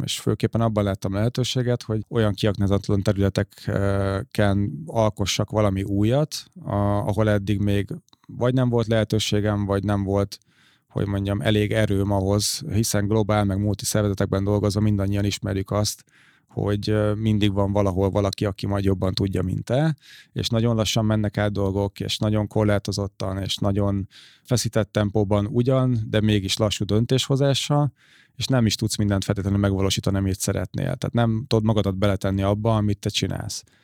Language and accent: Hungarian; Székesfehérvár, Fejér, Hungary; én még Székesfehérvári vagyok